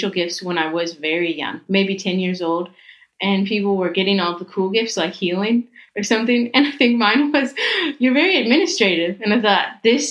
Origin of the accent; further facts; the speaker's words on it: Nashville, Tennessee, United States; moved away; I'm from the U.S. I was born in Nashville, Tennessee. So grew up with a lot of music.